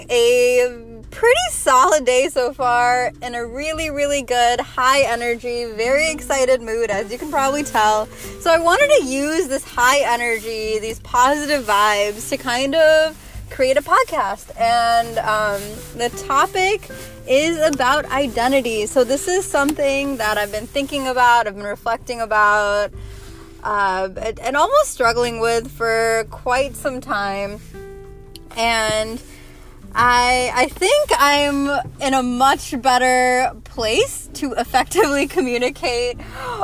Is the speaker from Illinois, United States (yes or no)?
yes; Chicago, Illinois, United States; I'm a 25-year-old Indian American born and bred in Chi-Town.